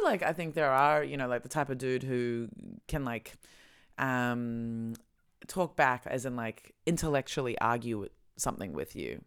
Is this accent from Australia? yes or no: yes; Australia; moved away; I come from Australia